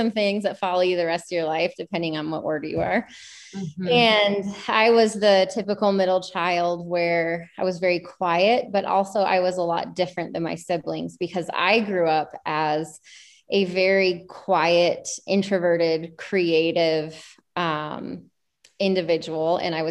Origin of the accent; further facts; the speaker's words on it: Montana, United States; also born or lived in Georgia / Washington / Idaho; So I was born in Georgia and then we moved to Washington, moved to Montana, moved to Idaho, and then moved back to Montana. Oh, wow. And I spent the majority of my adolescent life in Montana. So Montana's home to me